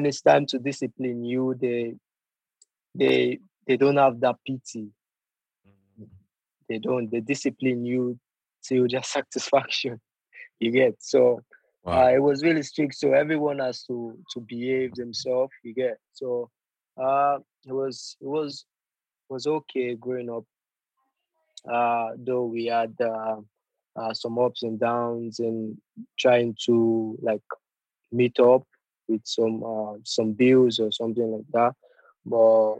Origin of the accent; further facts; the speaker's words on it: Lagos, Nigeria; moved away as an adult; also born or lived in Genk, Belgium; now in Leicester, United Kingdom; I was born in Lagos, Nigeria. I grew up in the barracks, the military zone